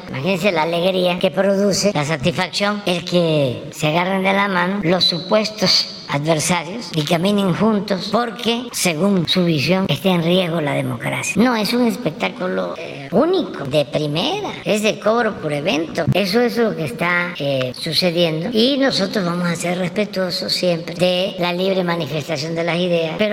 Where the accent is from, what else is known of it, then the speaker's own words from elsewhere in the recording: Tabasco, Mexico; Yo soy de Tabasco y durante mi niñez pues solo cuando replicaban fuerte usaba zapatos